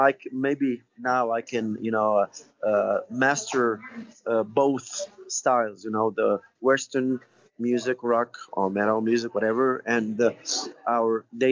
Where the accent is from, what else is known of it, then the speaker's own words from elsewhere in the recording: Tunisia; taking some lessons from lyrical professors there in my hometown in Tunisia